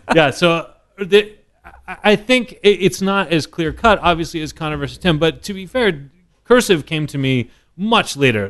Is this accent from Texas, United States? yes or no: yes; Dallas, Texas, United States; moved away as an adult; now in New York, United States; I grew up in Dallas.